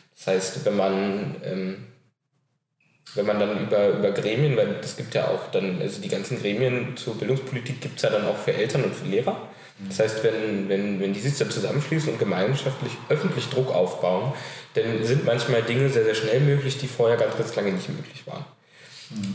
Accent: Berlin, Germany; Ich äh, komme aus Berlin, bin hier geboren und wohne äh, die 18 Jahre, die ich alt bin, jetzt auch schon immer in Pankow

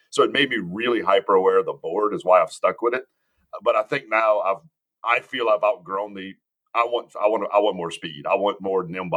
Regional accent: Cajun, Louisiana, United States; I'm a Cajun.

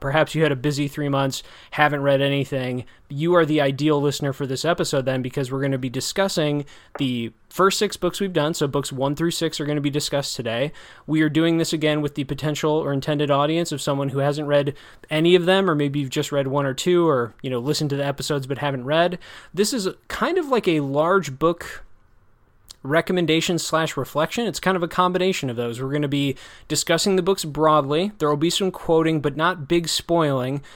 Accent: Janesville, Wisconsin, United States; which is a nonfiction account of my hometown

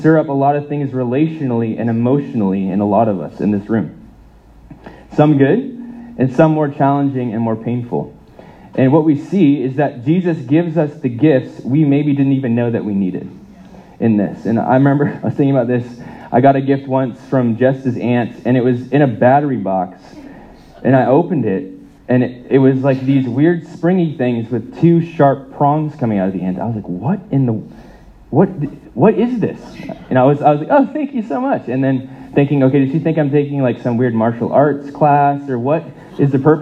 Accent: United States; moved away; I grew up in the States

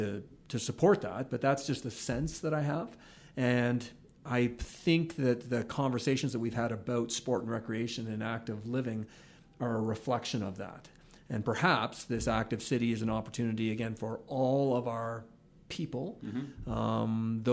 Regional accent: Ontario, Canada; moved away as an adult; now in Calgary, Canada; I remember when I moved out here from Ontario in the mid 90s, that was something that really struck me, was that sense of bravado that Calgary had that I didn't recall feeling in Southern Ontario.

